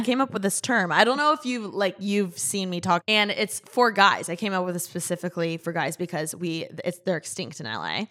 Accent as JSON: {"language": "English", "region": "Midwest", "country": "United States", "tie": "born or raised there", "moved": "yes", "lives_now": "Los Angeles, United States", "said": "I was raised in the Midwest"}